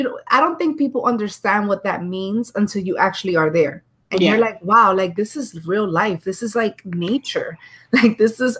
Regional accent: New York, United States; because I'm from New York originally. And it was really, in the beginning, it was really hard to like make friends

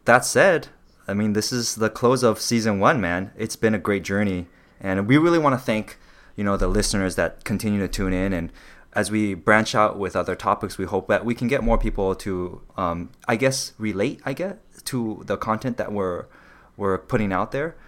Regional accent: Los Angeles, California, United States; me being Taiwanese, growing up in very different communities

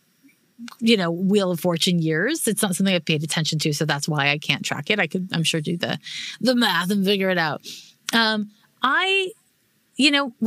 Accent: Montreal, Quebec, Canada; I'm from Montreal, which is when I grew up in the 1980s

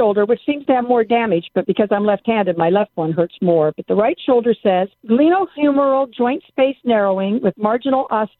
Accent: Raytown, Missouri, United States; moved away as an adult; also born or lived in Kansas / Los Angeles, California; now in Lakewood, United States; In Kansas City, Missouri, Raytown.

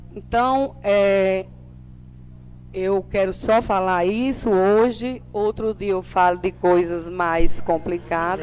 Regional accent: São Bento, Paraíba, Brazil; daqui, da minha terra, né, da terra que eu nasci

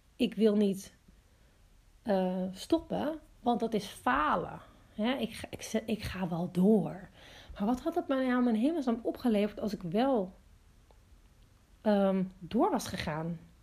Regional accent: Amsterdam, North Holland, Netherlands; moved away as an adult; now in Watergang, Netherlands; ik ben dus opgegroeid in Amsterdam

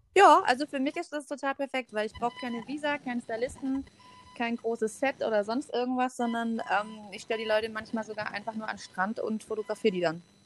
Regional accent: near Stuttgart, Swabia, Baden-Württemberg, Germany; accent: Swabian; Ich komme aus der Nähe von dem wunderschönen Stuttgart, dem äh, wunderbaren Schwabenland. Versuche mein Schwäbisch äh, sehr dezent zurückzuhalten

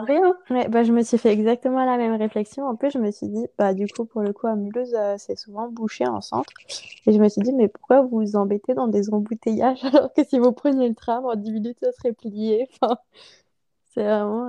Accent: Strasbourg, Grand Est, France; moved away; also born or lived in Mulhouse; je suis originaire de Strasbourg

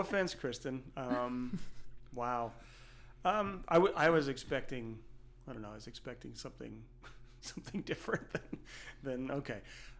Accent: Canada; And being Canadian

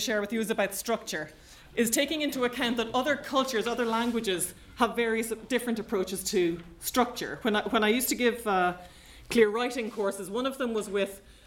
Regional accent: Ireland; I know as an Irish person

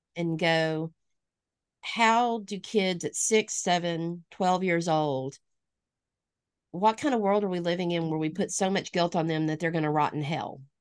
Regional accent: Northwest Alabama, United States; now in Lawton, United States; I am originally from Alabama. You can probably hear that in my voice a little bit. Um, born and raised in Northwest Alabama

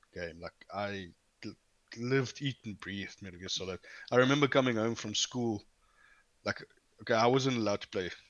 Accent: East Rand, Gauteng, South Africa; I come from the East Rand

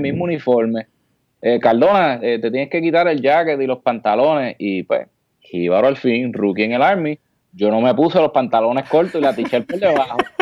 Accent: Aguadilla, Puerto Rico; moved away as an adult; also born or lived in Georgia, United States; now in Texas, United States; de Aguadilla soy yo. Yo estudié en el liceo

